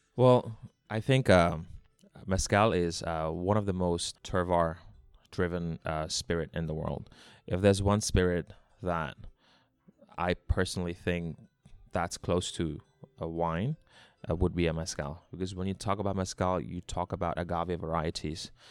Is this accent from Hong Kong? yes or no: yes; Hong Kong; also born or lived in Australia; I was born in Hong Kong. I grew up in Hong Kong